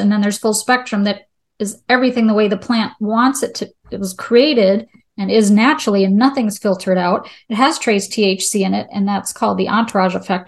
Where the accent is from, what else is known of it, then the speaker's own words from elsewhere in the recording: Charlotte, North Carolina, United States; I'm from the Charlotte area, there's a lot of banks